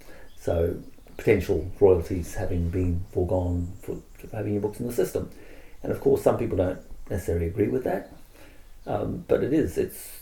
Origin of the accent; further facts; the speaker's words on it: Australia; And from my perspective, I'm Australian as well, which means I get Australian public lending right.